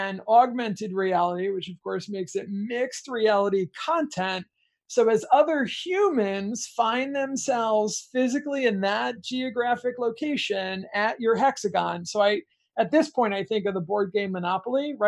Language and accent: English; United States; I'm an American kid